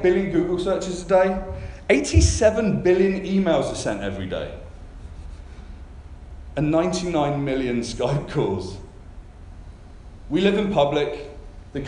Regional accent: Canada; I come from Canada.

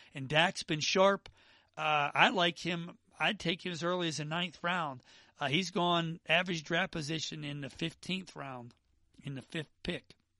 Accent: Pittsburgh, Pennsylvania, United States; now in Atlanta, United States; I'm from Pittsburgh, but I live in Atlanta now

